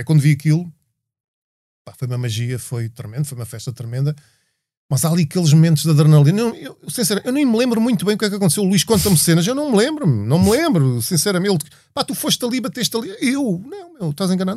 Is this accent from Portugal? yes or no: yes; Portugal; Nós somos portugueses